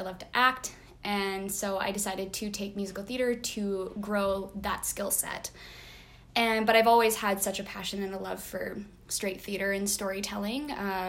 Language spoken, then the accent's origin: English; White Rock, British Columbia, Canada; also born or lived in North Vancouver; I grew up in White Rock, BC, on the territory of the Semiahmoo people. And then I went to university in North Van on Coast Salish territory.